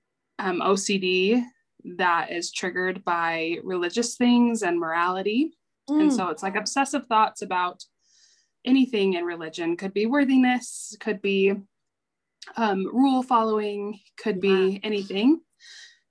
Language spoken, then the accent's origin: English; Salt Lake City, Utah, United States; I am from Salt Lake City, Utah